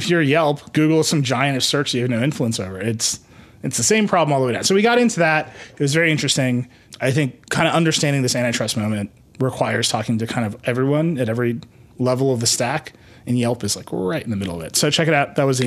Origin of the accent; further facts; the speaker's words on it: Racine, Wisconsin, United States; I am from Racine, Wisconsin, and I grew up just miles away from where this is happening in Kenosha.